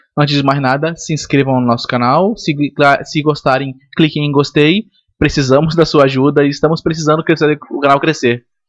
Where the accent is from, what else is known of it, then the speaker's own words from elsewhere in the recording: Manaus, Amazonas, Brazil; eu sou de Manaus